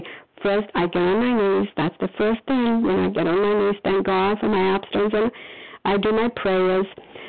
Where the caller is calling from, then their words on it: Foxborough, Massachusetts, United States; I am calling from Foxborough, Massachusetts